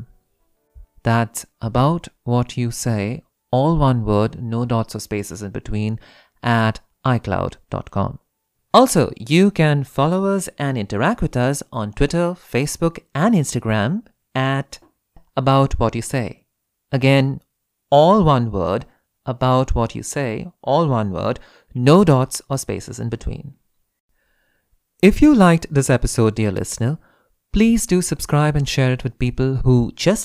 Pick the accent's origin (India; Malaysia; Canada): India; I'm Indian